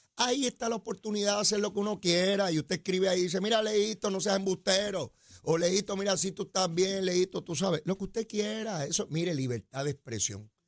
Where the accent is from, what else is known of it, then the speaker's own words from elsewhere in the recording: San Juan, Puerto Rico; yo soy criado a mano ahí en Capetillo, y Río Piedra